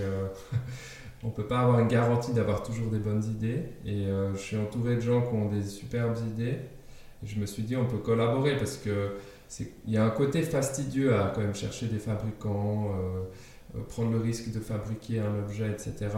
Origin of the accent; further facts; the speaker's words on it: Geneva, Switzerland; first language German; French is a second language; also born or lived in Denmark; J'ai grandi en Suisse, à Genève en particulier, une ville multiculturelle par définition